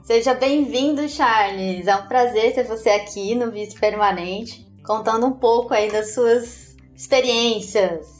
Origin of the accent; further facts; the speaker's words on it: Capinzal, Santa Catarina, Brazil; moved away; eu nasci em Capinzal, interior de Santa Catarina